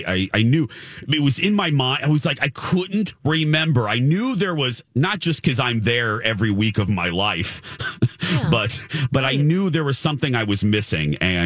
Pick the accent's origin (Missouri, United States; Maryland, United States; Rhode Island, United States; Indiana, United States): Indiana, United States; moved away; my home state of Indiana.